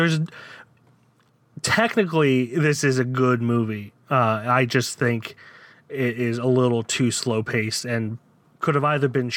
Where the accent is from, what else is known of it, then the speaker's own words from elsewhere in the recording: Downingtown, Pennsylvania, United States; moved away as an adult; also born or lived in Florida; Downingtown, which is my hometown. I was raised there, lived there from when I was 3 until I was 27